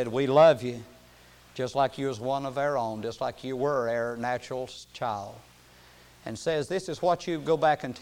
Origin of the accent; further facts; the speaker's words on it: United States; I was born in America and why I was born in a part of America where I could hear the gospel